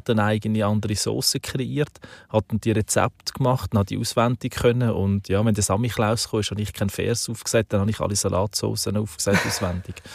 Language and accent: German; Aargau, Switzerland; Ich bin eben auf dem Land aufgewachsen, so in der Kornkammer von der Schweiz, also